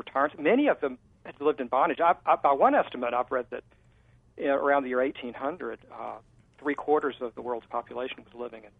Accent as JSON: {"language": "English", "region": "South Carolina", "country": "United States", "tie": "born or raised there", "said": "I'm from South Carolina and had folks on both sides of my family, the family tree that fought for the South"}